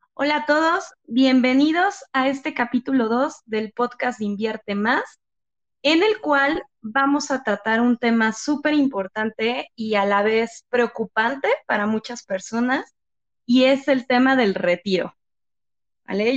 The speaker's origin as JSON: {"language": "Spanish", "country": "Mexico", "said": "nosotros como mexicanos"}